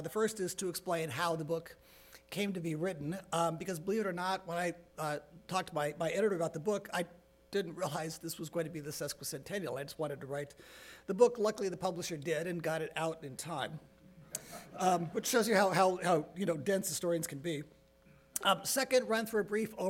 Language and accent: English; Arizona, United States; I was raised in Arizona.